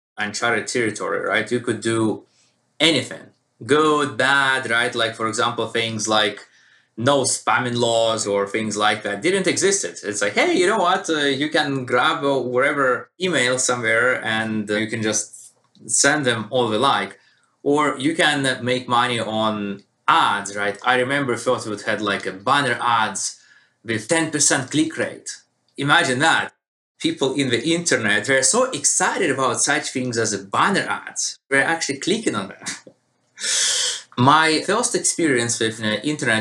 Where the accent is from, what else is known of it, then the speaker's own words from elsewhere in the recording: Russia; moved away as an adult; also born or lived in United Kingdom; now in United States; I was born and raised in Russia